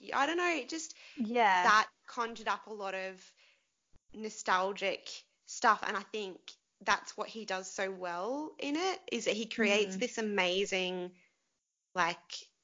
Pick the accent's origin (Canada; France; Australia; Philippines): Australia; Queensland; growing up in Queensland